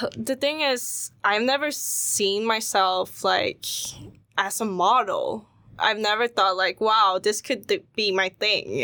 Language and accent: English; Sweden; when I was growing up in Sweden, like, um, even in school, I would be the only Asian kid there